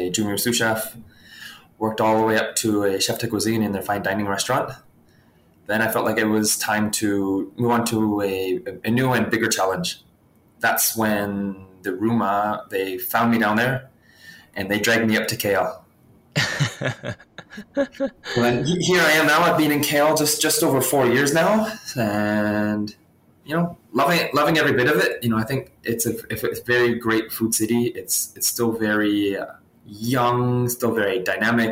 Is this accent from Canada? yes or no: yes; Canada; moved away as an adult; now in Malaysia; originally from Canada, I guess born and raised in Canada